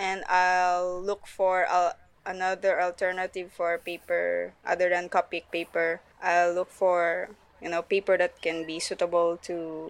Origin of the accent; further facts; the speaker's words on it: Philippines; the art director of Muslim Manga, and I'm from the Philippines.